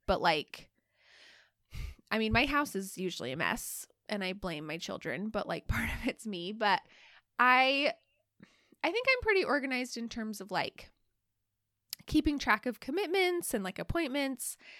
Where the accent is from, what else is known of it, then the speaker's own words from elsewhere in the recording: Alaska, United States; also born or lived in Utah; we live in Alaska, like, we're from Alaska, but all of us went to college at, at B Y U in Utah